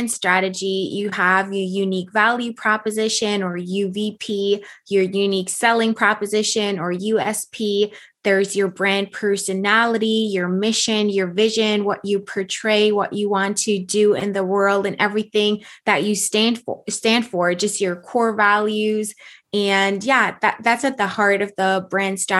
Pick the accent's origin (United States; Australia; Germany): Germany; moved away; So I came from Germany, and yes, that dream was business ownership, was being an entrepreneur